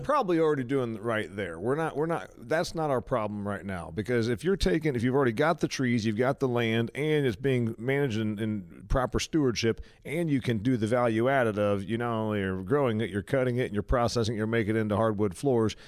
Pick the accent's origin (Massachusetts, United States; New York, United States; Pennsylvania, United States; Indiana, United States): Indiana, United States; Indiana, my home state